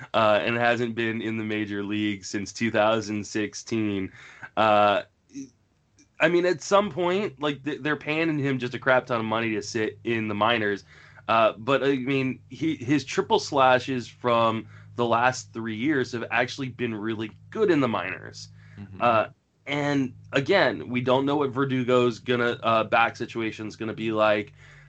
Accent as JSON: {"language": "English", "region": "East Coast", "country": "United States", "tie": "born or raised there", "moved": "yes", "lives_now": "San Francisco Bay Area, United States", "said": "I grew up on the East Coast"}